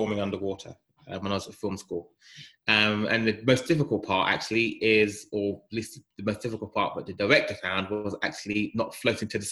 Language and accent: English; Nigeria; I'm a Nigerian